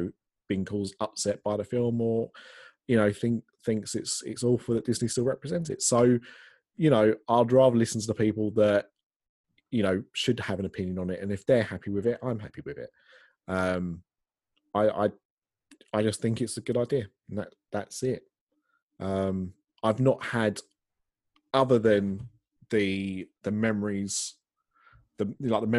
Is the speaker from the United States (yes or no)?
no; England, United Kingdom; I'm English